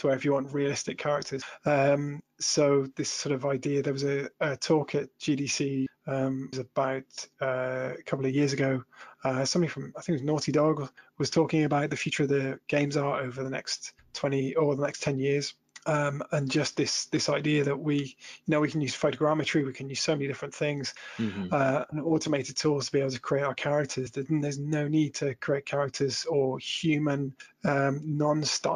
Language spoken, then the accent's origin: English; Shropshire Hills, West Midlands, United Kingdom; I grew up in the Shropshire Hills